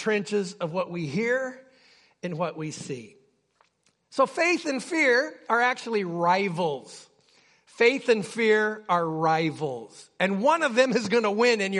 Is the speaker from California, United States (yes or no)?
no; Utqiagvik, Alaska, United States; when I was a kid, I grew up in Barrow